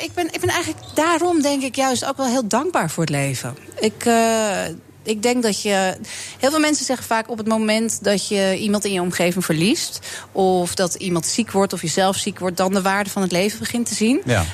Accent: Amsterdam, North Holland, Netherlands; Ik ben hier geboren en getogen in Amsterdam

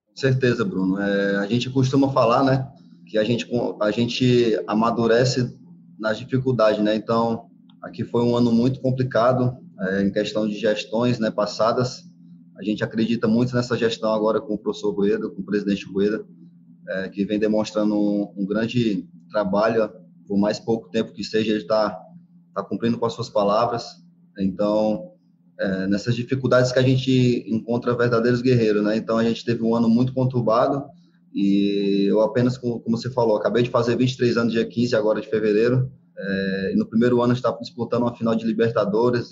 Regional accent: Fortaleza, Ceará, Brazil; moved away; eu fui para Fortaleza, na minha cidade natal

